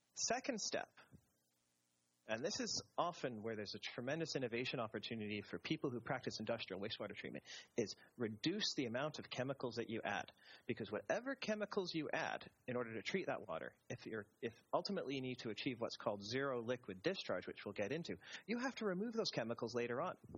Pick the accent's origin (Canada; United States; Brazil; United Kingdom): Canada; me being Canadian